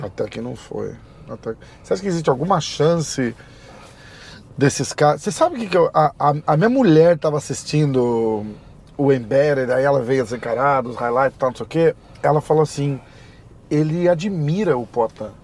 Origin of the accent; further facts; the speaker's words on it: Brazil; eu sou do Brasil